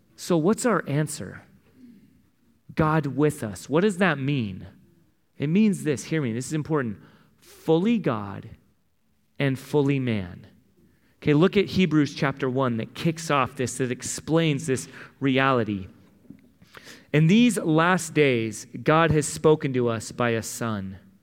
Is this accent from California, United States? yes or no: yes; San Diego, California, United States; I grew up in San Diego